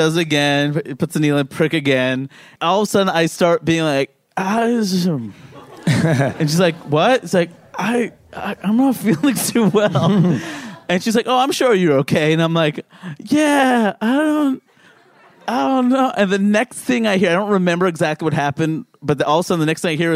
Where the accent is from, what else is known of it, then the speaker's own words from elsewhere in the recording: New York City, New York, United States; I grew up in Queens, too.